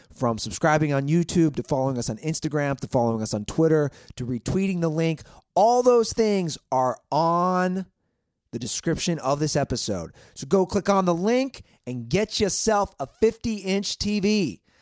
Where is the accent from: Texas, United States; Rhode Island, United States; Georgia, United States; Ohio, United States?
Ohio, United States; Cincinnati; I grew up in Cincinnati